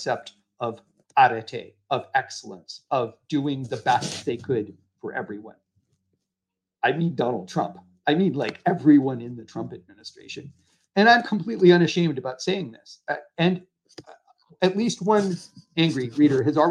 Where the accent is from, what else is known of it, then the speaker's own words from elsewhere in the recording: United States; moved away as an adult; now in Canada; I spent a few years of my life putting my life on the line for my country